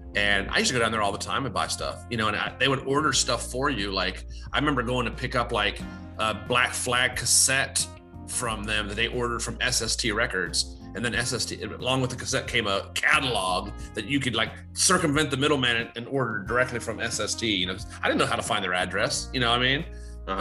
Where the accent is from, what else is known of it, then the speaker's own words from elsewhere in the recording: Chambersburg, Pennsylvania, United States; growing up in Chambersburg